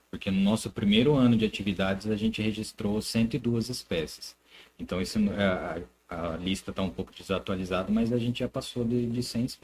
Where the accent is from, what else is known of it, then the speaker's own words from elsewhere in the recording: Americana, São Paulo, Brazil; tem gente de Americana, eu sou de Americana, tá.